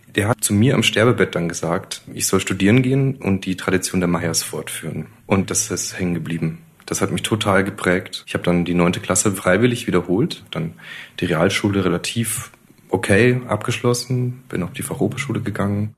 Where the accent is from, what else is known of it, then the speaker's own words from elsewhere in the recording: Adelschlag, Bavaria, Germany; now in Munich, Germany; Ich bin aufgewachsen in Bayern, in einem kleinen Dorf, das ist Adelschlag bei Eichstätt